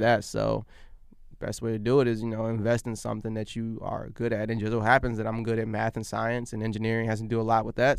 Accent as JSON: {"language": "English", "region": "Virginia", "country": "United States", "tie": "born or raised there", "also_born_or_lived": "Abbeville, Alabama", "said": "we were there probably until I was in, I think my, my, maybe my, my first, my, my first grade, first grade."}